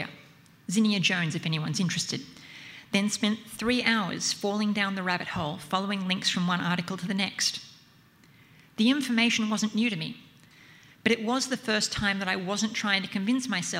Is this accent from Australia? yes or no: yes; Central Coast, New South Wales, Australia; moved away; I grew up on the Central Coast, about 90 minutes drive north of here